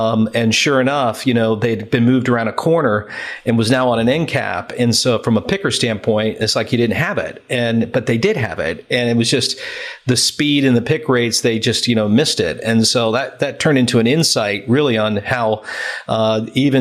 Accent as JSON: {"language": "English", "country": "United States", "moved": "as an adult", "lives_now": "United Kingdom", "said": "being an American in the UK"}